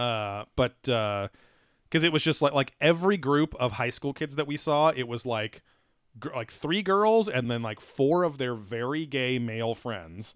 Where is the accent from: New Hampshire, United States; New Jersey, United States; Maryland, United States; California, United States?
California, United States; Southern; Southern California